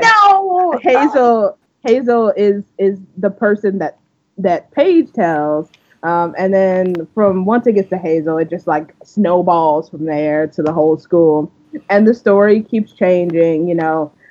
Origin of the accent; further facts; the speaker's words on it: Canada; we're Canadian